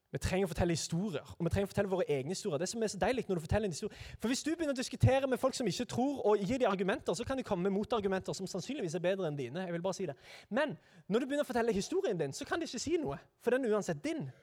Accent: Sandnes, Rogaland, Norway; jeg er altså da fra Sandnes

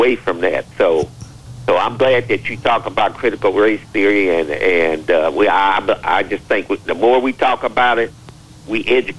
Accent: Chicago, Illinois, United States; You know, I was born and raised in Chicago.

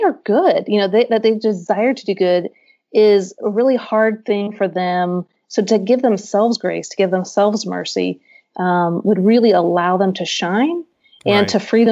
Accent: Midwest, United States; now in Nashville, United States; I'm from the Midwest, and I live in Nashville now

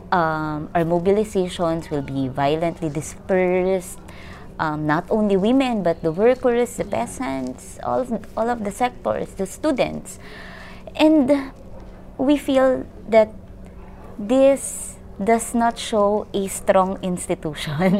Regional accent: Philippines; I am from the Philippines.

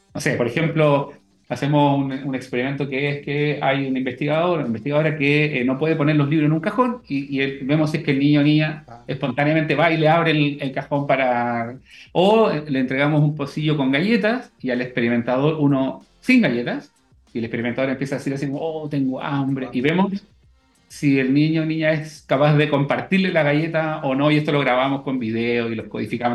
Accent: Chile; also born or lived in Valdivia, Chile / Netherlands

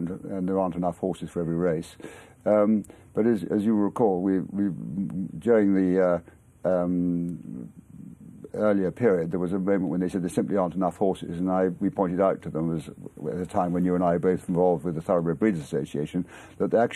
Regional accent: Exmoor, South West England, United Kingdom; moved away as an adult; also born or lived in Manhattan, New York; I was brought up on Exmoor

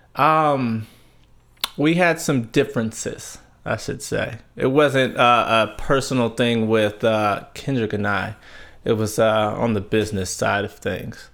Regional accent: Tulare, California, United States; also born or lived in Fresno, California; a little town called Tulare. It's, uh, Central California

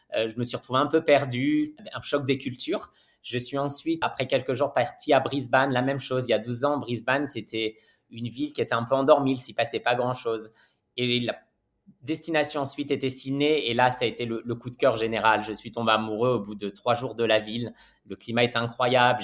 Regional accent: Normandy, France; moved away as an adult; also born or lived in Paris; now in Australia; je suis normand d'origine. Je suis en Australie depuis un peu plus de 12 ans maintenant.

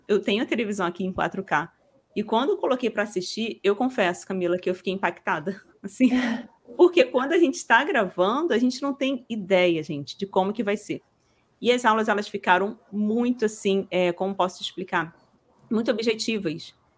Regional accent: Rio de Janeiro, Brazil; Eu sou do Rio de Janeiro

